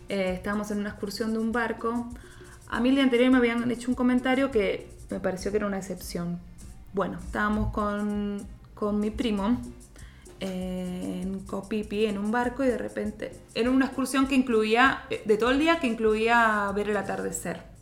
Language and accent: Spanish; Argentina; nosotros somos argentinas